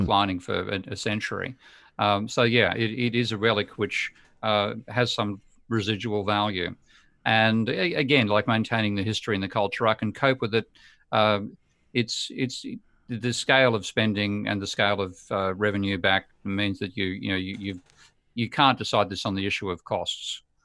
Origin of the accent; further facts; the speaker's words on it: Australia; as an Aussie